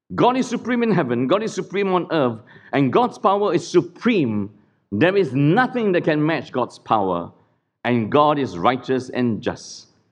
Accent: Singapore; Singapore is a clean country, do not be fooled. We are a cleaned country.

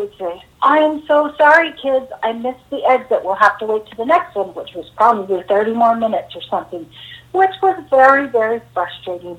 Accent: California, United States; I grew up in California

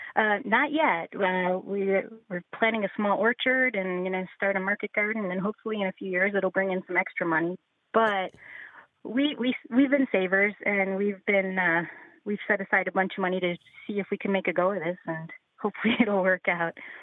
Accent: Western New York, United States; also born or lived in Texas; now in Tennessee, United States; I'm originally from Western New York, and then we lived in Texas for a while, and we landed in Tennessee

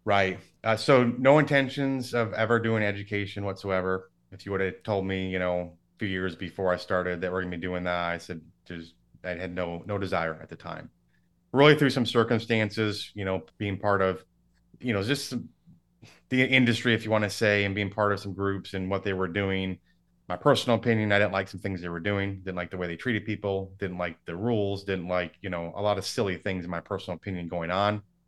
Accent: Michigan, United States; now in Dallas, United States; so I grew up in Michigan. I live in Dallas now.

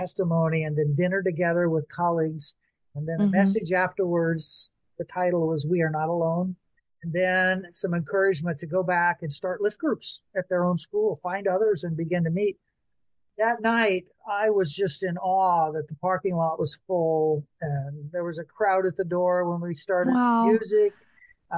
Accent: Bakersfield, California, United States; my hometown of Bakersfield.

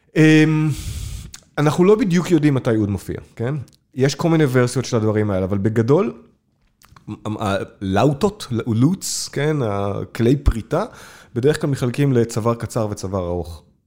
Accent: Hadera, Haifa District, Israel; השכונה שבה גדלתי, בחדרה, מגיל 10 עד 18

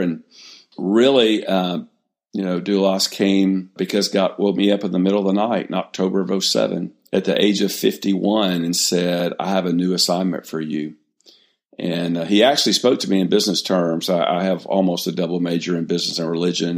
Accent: Mobile, Alabama, United States; I grew up in Mobile, Alabama

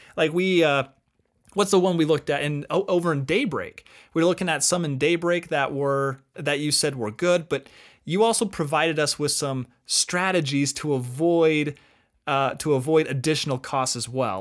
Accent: Utah, United States; also born or lived in Arizona; I grew up here in Utah

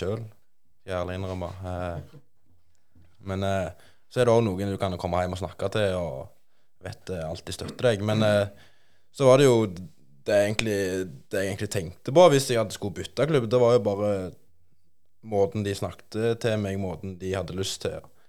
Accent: Bryne, Rogaland, Norway; komme fra, fra Bryne

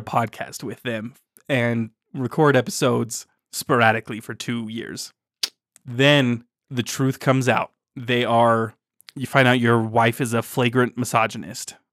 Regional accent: Utah, United States; growing up in Utah

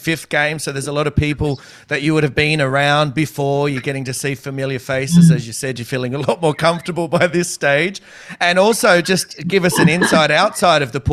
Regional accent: Australia; As an Aussie

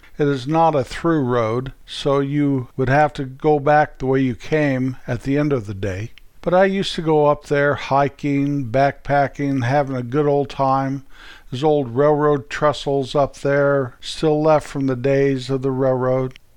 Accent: Colorado, United States; moved away; Back where I was raised in Colorado, from my parents' old house, you can see the Continental Divide

